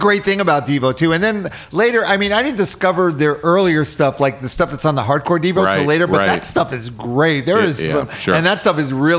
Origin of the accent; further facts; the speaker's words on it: New York City, New York, United States; I'm from New York. I'm from Queens.